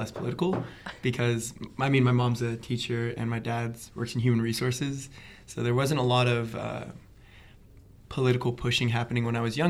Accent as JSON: {"language": "English", "country": "United States", "tie": "born or raised there", "said": "Mixed race family, bisexual, black man growing up in America"}